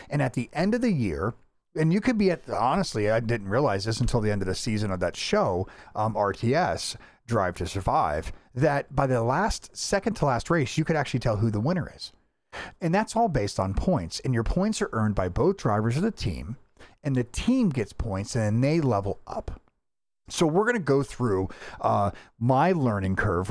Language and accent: English; Florida, United States; I'm from Florida